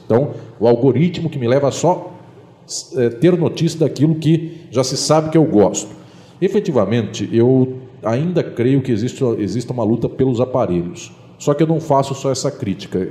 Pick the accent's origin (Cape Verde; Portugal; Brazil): Brazil; São Paulo; now in Paraná, Brazil; aqui no Paraná, lá no meu estado de São Paulo